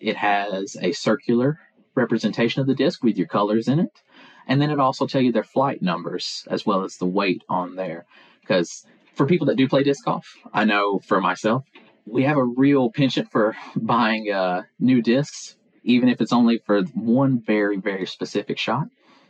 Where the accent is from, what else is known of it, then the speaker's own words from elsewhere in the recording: Pulaski, Tennessee, United States; Pulaski, Tennessee.